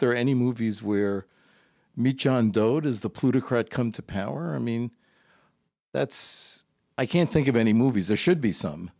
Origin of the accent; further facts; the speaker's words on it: New York, United States; also born or lived in Brooklyn, New York; I was born in Brooklyn, New York. Uh, I grew up in Queens